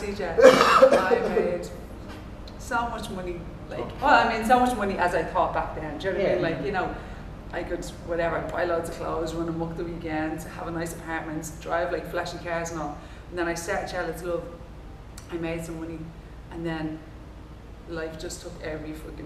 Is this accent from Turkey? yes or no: no; Ireland; I'm an Irish natural mover